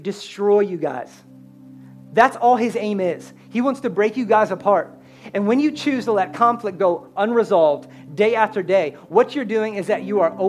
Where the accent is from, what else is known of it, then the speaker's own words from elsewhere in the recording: Pennsylvania, United States; I'm born and raised in Pennsylvania